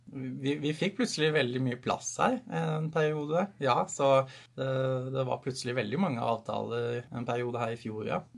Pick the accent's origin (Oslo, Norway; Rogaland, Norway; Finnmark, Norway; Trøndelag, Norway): Oslo, Norway; Jeg er oppvokst i Oslo